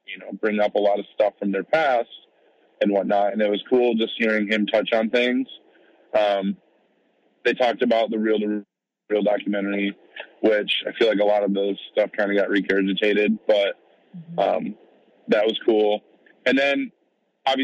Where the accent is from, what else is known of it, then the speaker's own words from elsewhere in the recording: Michigan, United States; I'm from Michigan